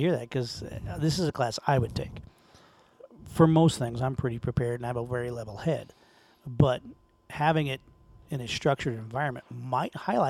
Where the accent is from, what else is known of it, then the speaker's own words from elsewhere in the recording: Wyoming, United States; I grew up in Wyoming